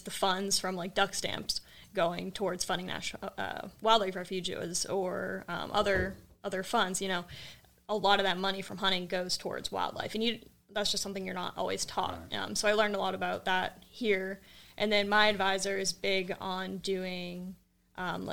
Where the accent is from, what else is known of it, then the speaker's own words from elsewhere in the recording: Maine, United States; moved away as an adult; also born or lived in California; now in Mississippi, United States; I'm from Maine